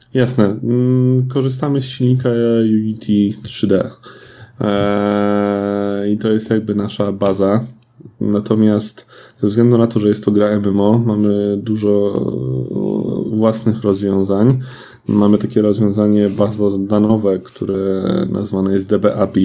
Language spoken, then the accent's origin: Polish; Lublin, Lublin Voivodeship, Poland; jestem z Lublina, całe nasze studio jest z Lublina